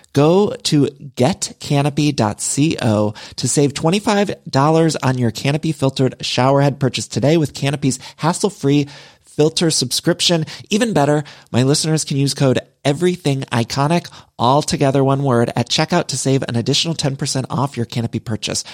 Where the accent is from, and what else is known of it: Midwest, United States; also born or lived in Ohio; now in Los Angeles, United States